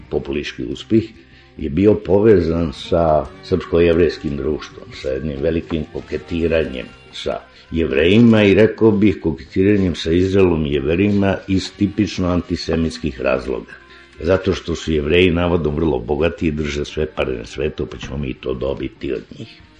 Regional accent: Serbia; mi smo isto Srbi hteli da budemo biblijski narod

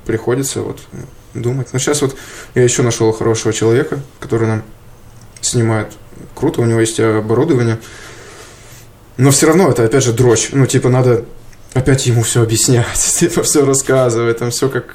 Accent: Yaroslavl Oblast, Russia; now in Moscow, Russia; в Ярославскую область. Уезжаю из Москвы

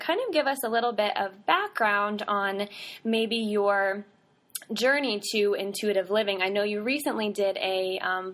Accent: Southern Virginia, United States; I grew up in Southern Virginia

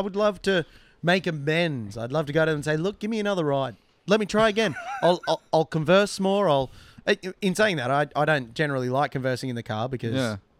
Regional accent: Australia; also born or lived in Canada; And I was like, I'm from Australia.

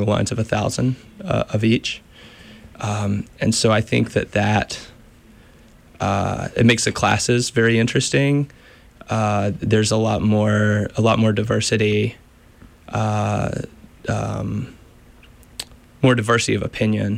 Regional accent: Stuart, Virginia, United States; moved away as an adult; also born or lived in North Carolina; I'm from Southwestern Virginia, a very small town called Stuart

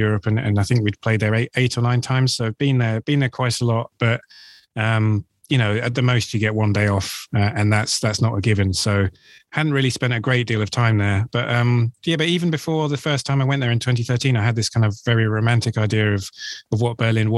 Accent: London, United Kingdom; I grew up in London and I've lived here for nearly all of my adult life.

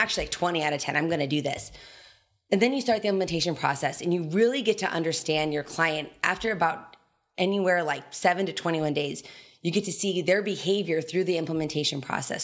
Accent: Telluride, Colorado, United States; moved away as an adult; also born or lived in Kansas; I was born and raised in Torrey, Colorado. It's a small ski resort town, so it's like two thousand people, bottom southwest corner of Colorado

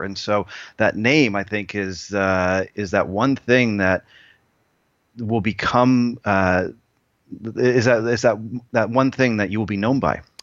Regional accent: Canada; the one Canadian who actually doesn't know how to skate

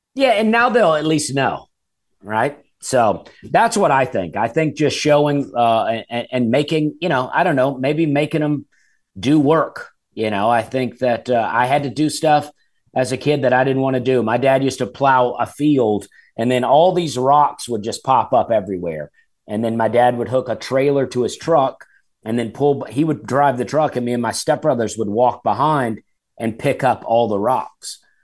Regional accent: Alabama, United States; moved away; I grew up in Alabama, and my dad had wild blackberries growing

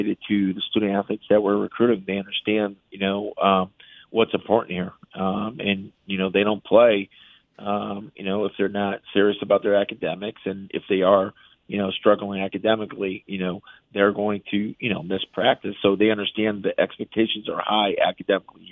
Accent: Connecticut, United States; moved away; also born or lived in Michigan; I'm from Connecticut originally

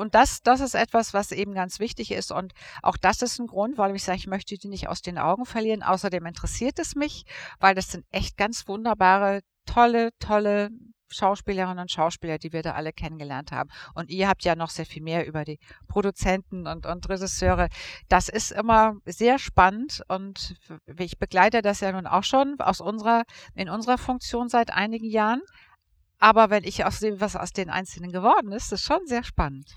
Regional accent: Hamburg, Germany; Radiosender in Hamburg, meiner Heimatstadt.

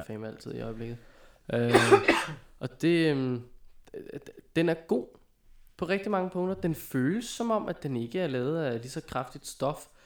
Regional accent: Viby, Denmark; moved away; jeg var i min gamle hjemby

